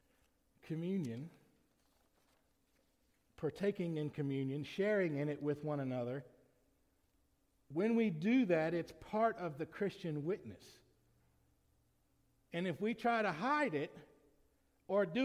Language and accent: English; United States; As American citizens